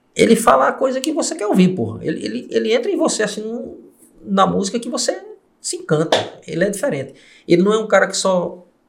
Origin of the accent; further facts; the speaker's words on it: Campina Grande, Paraíba, Brazil; eu fui criado em Campina Grande